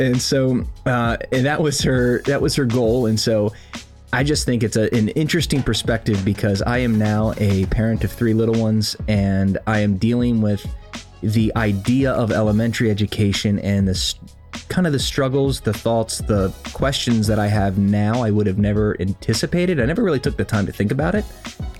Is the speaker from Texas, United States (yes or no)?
no; Maryland, United States; So obviously born and raised in Howard County, Maryland.